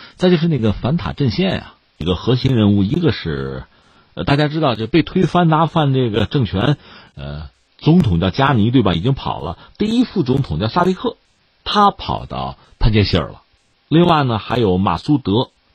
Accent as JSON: {"language": "Chinese", "country": "China", "said": "我们中国人"}